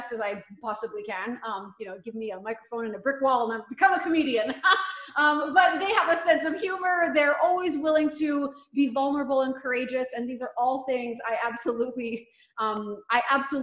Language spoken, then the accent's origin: English; Montreal, Quebec, Canada; moved away as an adult; now in Vancouver, Canada; I'm actually born and raised in Montreal, Quebec